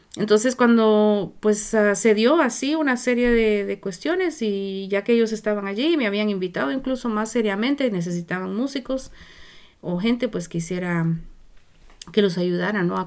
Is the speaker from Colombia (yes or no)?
no; Zacapa, Guatemala; moved away as an adult; also born or lived in Nicaragua / Mexico; now in Vancouver, Canada; Yo vengo de Guatemala, nací en Guatemala, en un pueblo chiquitito del este que queda en una región que se llama Zacapa.